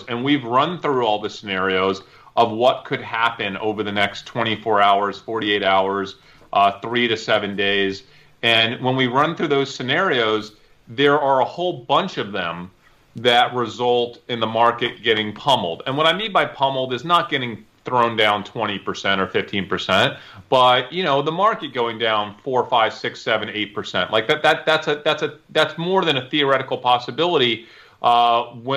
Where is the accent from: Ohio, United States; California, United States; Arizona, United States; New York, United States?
New York, United States; now in Texas, United States; I'm from New York, so I have a lot of family and friends in New York